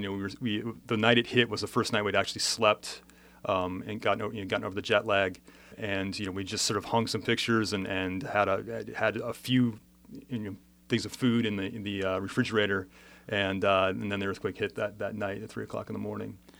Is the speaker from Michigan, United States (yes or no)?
no; Southern California, United States; I grew up in Southern California